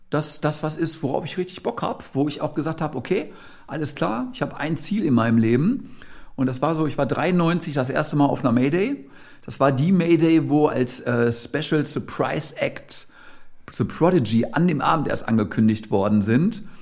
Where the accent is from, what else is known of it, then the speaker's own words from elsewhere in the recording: Gelsenkirchen, North Rhine-Westphalia, Germany; ich komme ja ursprünglich aus Gelsenkirchen, ich hatte natürlich die absolute Keim- und Kreativzelle eben auch direkt vor der eigenen Haustür.